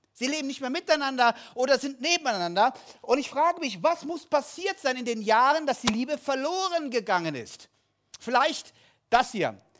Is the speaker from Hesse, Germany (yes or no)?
yes; Kassel, Hesse, Germany; moved away; Kassel, wo ich herkomme